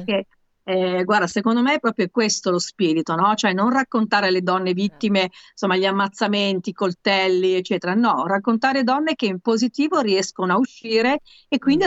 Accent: Milan, Lombardy, Italy; io sono comunque a Milano, sono milanese

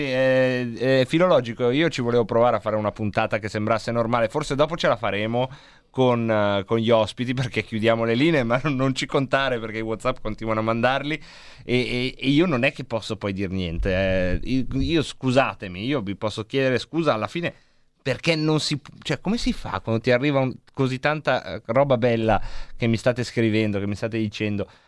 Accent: Varese, Lombardy, Italy; io sono di Varese

